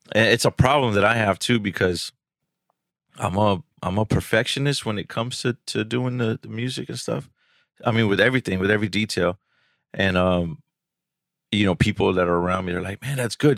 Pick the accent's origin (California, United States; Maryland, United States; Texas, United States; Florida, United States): Texas, United States; Houston; I'm from Houston, uh, pretty much my whole life, you know, South Texas